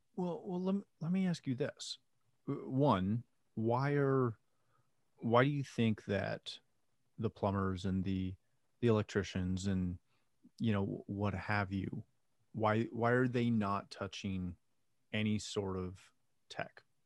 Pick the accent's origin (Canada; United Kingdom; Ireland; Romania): Canada; I'm Canadian